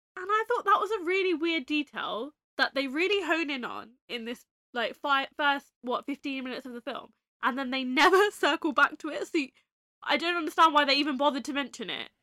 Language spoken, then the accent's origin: English; England, United Kingdom; we're English